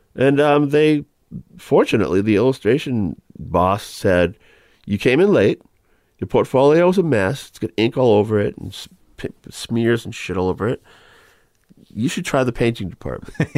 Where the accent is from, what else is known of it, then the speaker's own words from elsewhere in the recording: Marlborough, Massachusetts, United States; also born or lived in Manchester, Massachusetts / Gloucester, Massachusetts; when I was growing up in Ma-, Marlborough, Massachusetts. And then we all moved to, by the time I got to high school, we moved to Gloucester